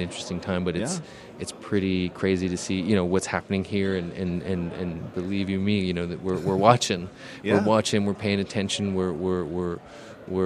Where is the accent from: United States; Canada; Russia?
Canada; Canadians in general, we have a lot of different approaches to identity